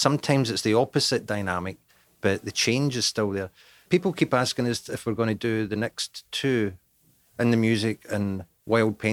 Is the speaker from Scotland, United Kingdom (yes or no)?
yes; Scotland, United Kingdom